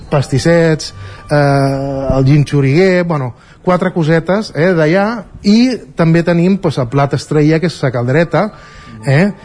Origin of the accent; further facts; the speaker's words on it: Balearic Islands, Spain; moved away as an adult; now in Barcelona, Spain; jo vinc, com dic, de Menorca, vaig vindre l'any 87 per estudiar hostaleria a l'Escola d'Hostalatge i Restauració de Barcelona